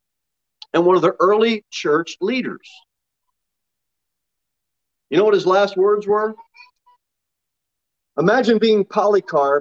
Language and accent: English; United States; we're American Christians.